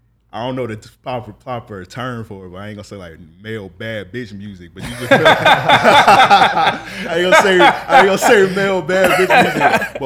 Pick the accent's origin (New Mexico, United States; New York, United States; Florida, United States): Florida, United States; Jacksonville; I'm outnumbered because I'm a North Side nigga.